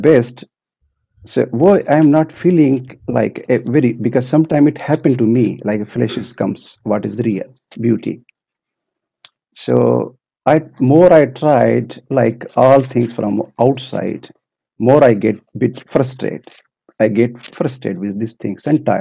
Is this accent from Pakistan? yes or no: yes; Pakistan; also born or lived in Maldives; now in Finland; I came from Maldives, but basically from Pakistan.